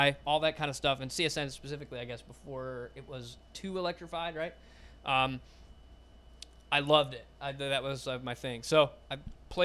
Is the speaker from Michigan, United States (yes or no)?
yes; Howell, Michigan, United States; moved away; So I grew up in Michigan.